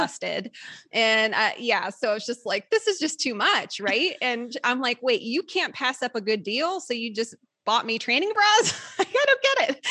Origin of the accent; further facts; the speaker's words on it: Midwest, United States; moved away; we're both from the Midwest originally